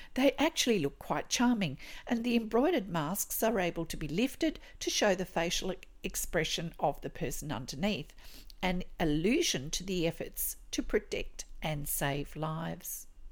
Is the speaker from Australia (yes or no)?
yes; Australia; I'm an Australian textile artist